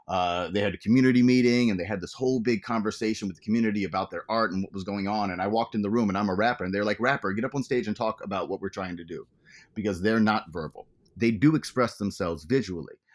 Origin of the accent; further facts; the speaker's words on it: U.S. Virgin Islands; now in United States; I said I came from the Virgin Islands.